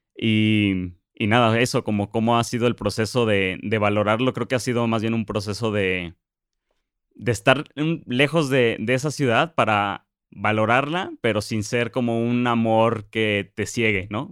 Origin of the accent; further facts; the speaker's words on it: Zamora, Michoacán, Mexico; moved away as an adult; also born or lived in Guadalajara / United States; Yo soy de Zamora y crecí ahí hasta los 18 años